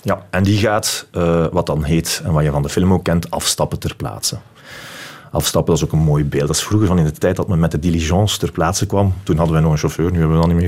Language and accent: Dutch; Belgium; ik ben die persoon uit België